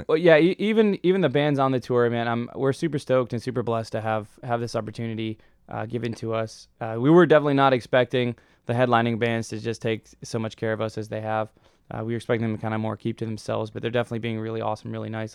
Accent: Detroit, Michigan, United States; moved away; I'm from Detroit

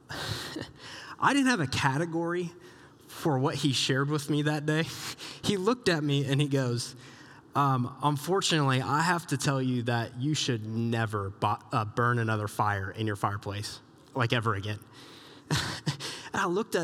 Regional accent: Southeast Iowa, United States; moved away; I grew up in Southeast Iowa

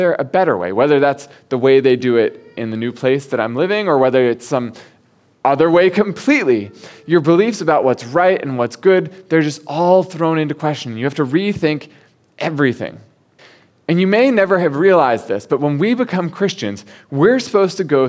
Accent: United States; moved away as an adult; now in Hong Kong; growing up in the States, at least in the part of the States where I grew up

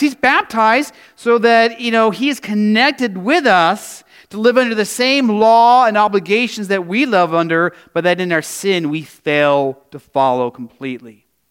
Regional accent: Arizona, United States; growing up in Arizona

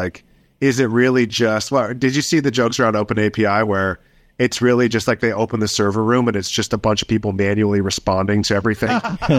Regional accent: United States; moved away as an adult; now in London, United Kingdom; I live in London, but I'm American.

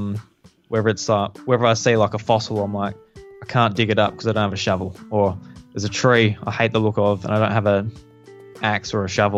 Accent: Australia; I'm Australian

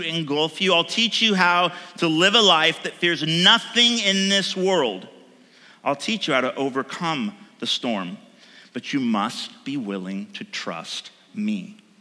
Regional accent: United States; I'm an American

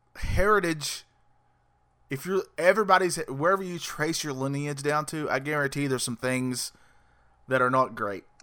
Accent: North Carolina, United States; I'm Southern. Uh, born and raised in the South

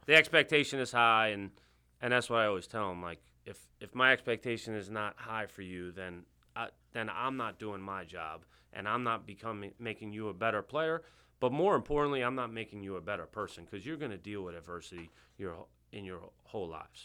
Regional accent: Bethpage, New York, United States; accent: New York; moved away; I'm originally from Long Island

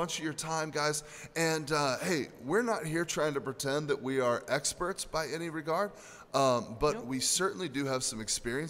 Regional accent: United States; especially as American men

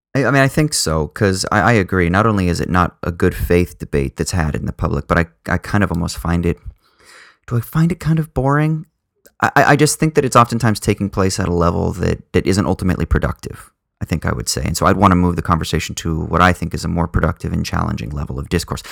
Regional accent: Southern California, United States; I grew up in Southern California, quite conservative

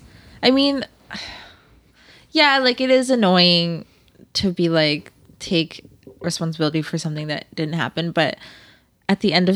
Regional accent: Canada; I'm Canadian.

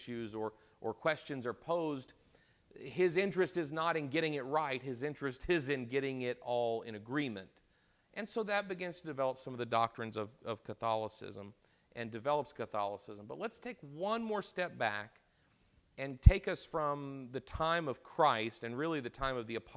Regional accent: United States; I'm an American.

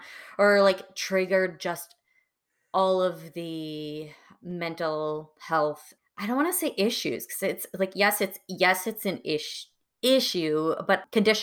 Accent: Wisconsin, United States; also born or lived in Florida, United States; Being from a small town in Wisconsin. I was born in Florida and then moved kind of all over the place.

